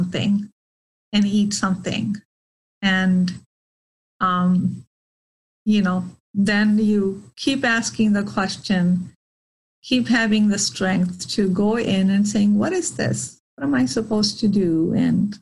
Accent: India; moved away; My birthdays were never a big deal growing up in India

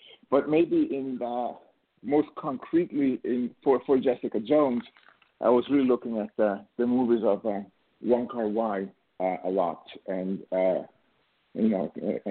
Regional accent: Switzerland; moved away; also born or lived in New York; I was born and raised in Switzerland

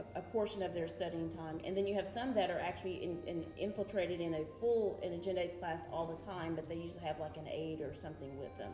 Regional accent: Coleman, Texas, United States; now in Grand Prairie, United States; I grew up in a small town in West Texas um, called Coleman

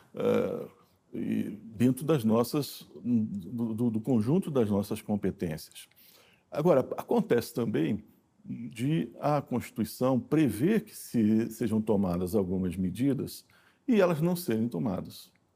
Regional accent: Brasília, Federal District, Brazil; also born or lived in Rio de Janeiro; nasci em 1961, né, no, no, Rio de Janeiro, mas passei a minha vida toda em Brasília

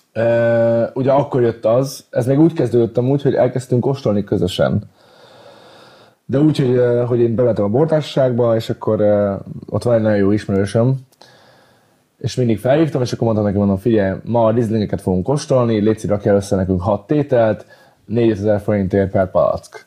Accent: Hungary; magyar vagyok

